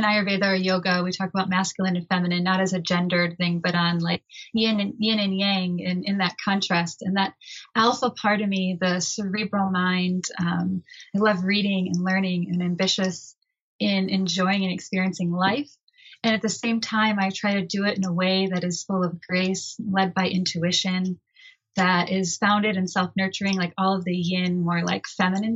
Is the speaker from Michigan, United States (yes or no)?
yes; Michigan, United States; I grew up in Michigan, a very small town